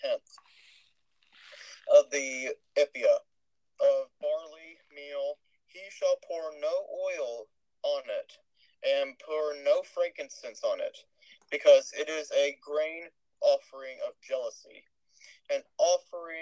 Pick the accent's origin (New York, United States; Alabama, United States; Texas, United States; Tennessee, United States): Texas, United States; accent: Texas; I've been suppressing my Texas accent this whole time